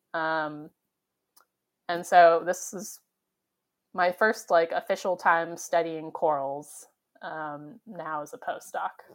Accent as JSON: {"language": "English", "town": "San Diego", "region": "California", "country": "United States", "tie": "born or raised there", "said": "I grew up in San Diego, and so I was very close to the beach and the ocean"}